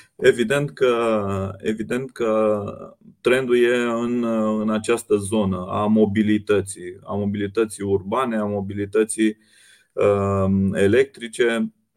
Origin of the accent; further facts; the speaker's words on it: Romania; ca români și ca țară